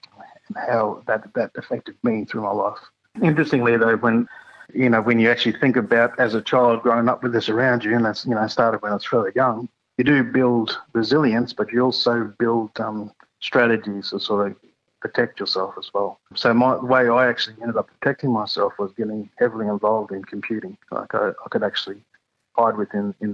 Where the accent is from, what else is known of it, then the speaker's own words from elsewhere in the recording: Toowoomba, Queensland, Australia; also born or lived in North Stradbroke Island; I actually grew up away from my community up in a place called Toowoomba